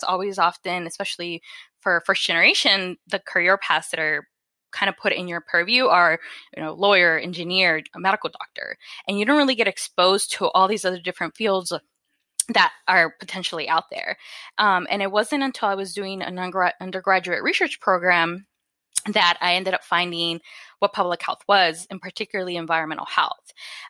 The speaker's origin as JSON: {"language": "English", "town": "Phoenix", "region": "Arizona", "country": "United States", "tie": "born or raised there", "said": "So I grew up in Westside Phoenix, and it's an area known for you know, having a lot of quote unquote illegal dumping of chemicals due to all the different automobile shops that are around."}